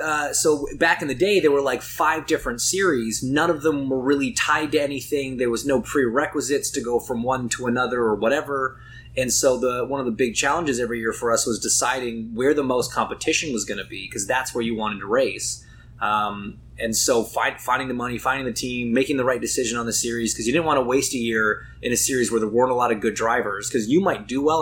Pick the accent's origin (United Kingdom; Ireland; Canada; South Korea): Canada; I'm so lucky that we get to go race, not just in my home country, but quite literally my backyard.